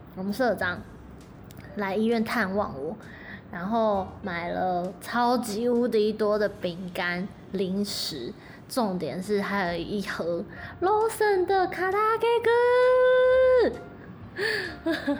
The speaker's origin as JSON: {"language": "Chinese", "country": "Taiwan", "moved": "yes", "lives_now": "Japan", "said": "社会台湾人的我"}